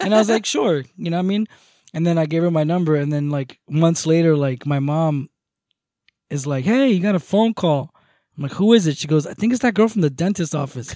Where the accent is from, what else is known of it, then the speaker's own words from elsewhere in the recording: Moca, Espaillat, Dominican Republic; moved away; I come from a village, uh, or a town, or a city called Moca, M O C A.